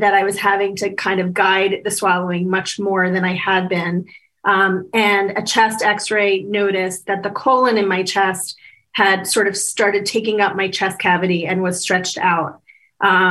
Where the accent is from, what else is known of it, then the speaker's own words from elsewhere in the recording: Washington, District of Columbia, United States; I was born in 1971 in Washington, D.C.